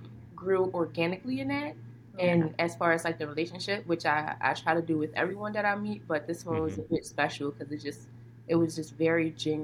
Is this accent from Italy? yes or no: no; Philadelphia, Pennsylvania, United States; now in Carlsbad, United States; I'm from Philly.